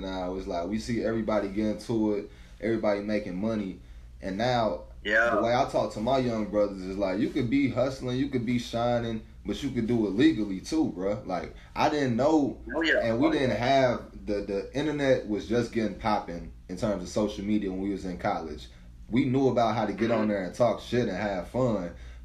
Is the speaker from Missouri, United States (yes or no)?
yes; St. Louis, Missouri, United States; I'm from St. Louis, so like city full of hustlers